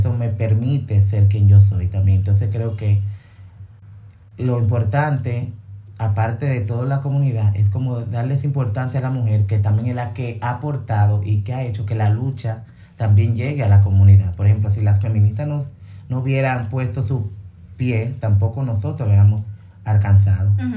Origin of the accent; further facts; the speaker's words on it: Dominican Republic; todos somos negros, todos somos dominicanos